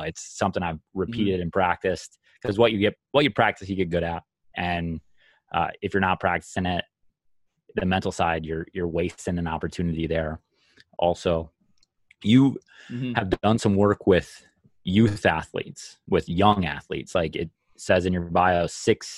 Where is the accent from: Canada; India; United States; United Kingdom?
United States; Minnesota; I'm from Minnesota